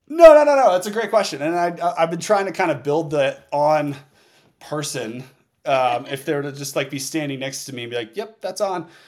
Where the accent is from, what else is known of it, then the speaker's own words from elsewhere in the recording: Northeast, United States; moved away; also born or lived in Oregon; I came from the Northeast where the winter sports were everything